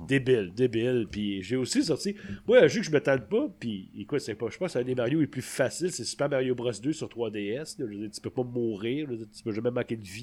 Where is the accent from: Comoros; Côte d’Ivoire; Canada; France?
Canada; Sainte-Thérèse, Quebec; le cinéma était à côté de chez nous, à Sainte-Thérèse